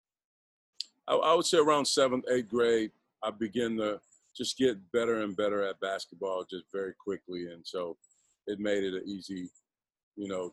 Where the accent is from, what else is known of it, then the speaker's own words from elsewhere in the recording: New Orleans, Louisiana, United States; moved away as an adult; also born or lived in Baton Rouge / Houston / Atlanta / Sioux Falls; I grew up in New Orleans, Louisiana